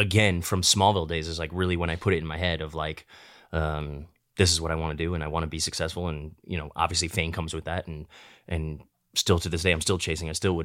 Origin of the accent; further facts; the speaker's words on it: Midwest, United States; now in Los Angeles, United States; when I was younger, growing up in the Midwest, I'd be married with a kid, a white picket fence, by 30, for sure.